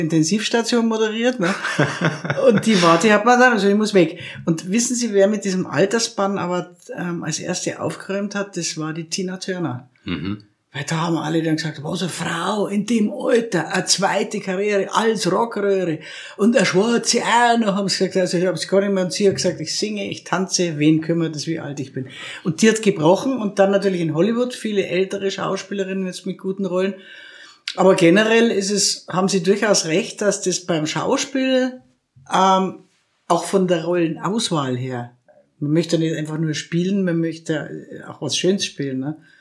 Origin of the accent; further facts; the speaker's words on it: Krailling, Bavaria, Germany; ich bin in Kreiling im Würmtal aufgewachsen.